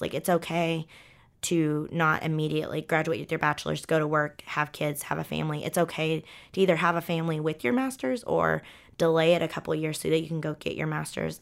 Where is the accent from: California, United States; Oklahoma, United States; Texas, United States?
Oklahoma, United States; Ponca City; moved away; I came from Ponca City, Oklahoma, where there's not a lot of structure